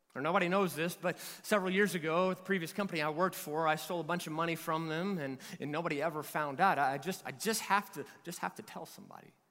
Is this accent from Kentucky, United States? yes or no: yes; Kentucky, United States; I'm from Kentucky